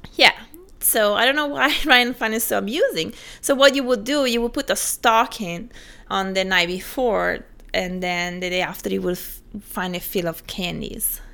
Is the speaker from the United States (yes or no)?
no; Italy